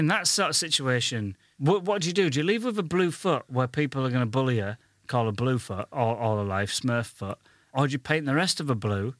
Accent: Goole, Yorkshire and the Humber, United Kingdom; now in London, United Kingdom; I come from Ghoul

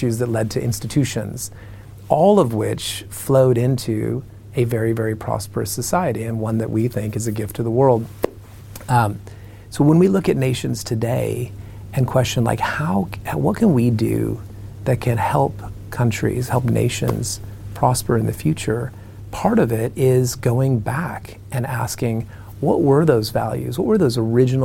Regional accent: Arizona, United States; I come from Arizona

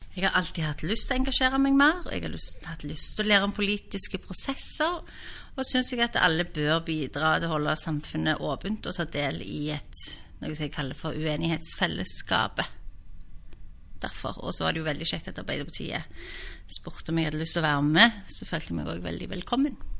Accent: Stavanger, Rogaland, Norway; also born or lived in Oslo; er født og oppvokst i Stavanger.

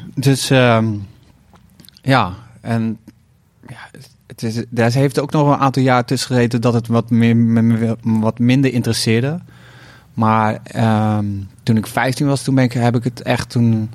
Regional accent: 's-Hertogenbosch, North Brabant, Netherlands; Uit de echte buurt waar ik ben opgegroeid

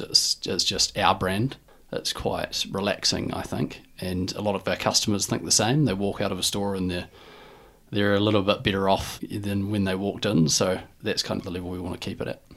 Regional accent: Dunedin, Otago, New Zealand; I'm from Dunedin and, you know, lived, grew up as any normal kid

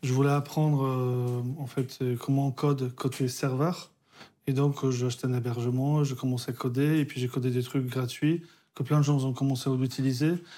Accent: Poland; moved away; je suis né en Pologne, communiste

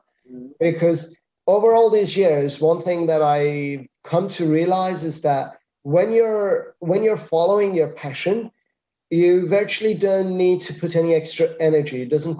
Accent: Iran; moved away as an adult; now in Spain; I came from Iran, and in Iran I was doing consultancy. I wasn't doing anything else. So I thought, okay, I come to Spain and I do consultancy

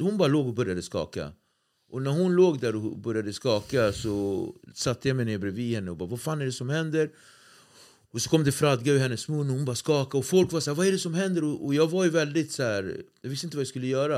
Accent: Nacka, Stockholm County, Sweden; jag är från Nacka

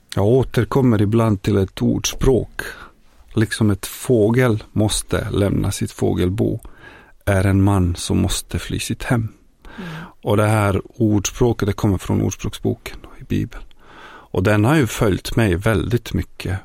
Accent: Bosnia & Herzegovina; Swedish is a second language; moved away as an adult; also born or lived in Yugoslavia; now in Sweden; ursprungligen så kommer jag från forna Jugoslavien, närmare bestämt från Bosnien, från en liten stad i centrala Bosnien.

